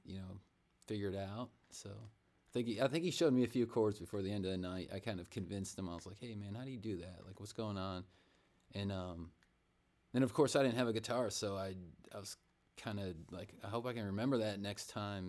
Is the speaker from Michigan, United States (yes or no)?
yes; Michigan, United States; moved away; I'm from Michigan originally, so I'm kind of used to cold